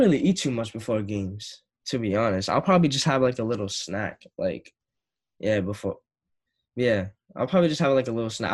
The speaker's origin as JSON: {"language": "English", "town": "Lynn", "region": "Massachusetts", "country": "United States", "tie": "born or raised there", "said": "I grew up in Lynn, so everybody from Lynn would come to my games"}